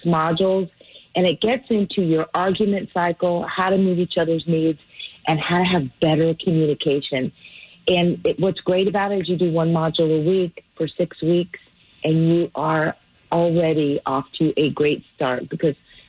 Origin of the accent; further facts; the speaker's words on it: California, United States; moved away; I'm from California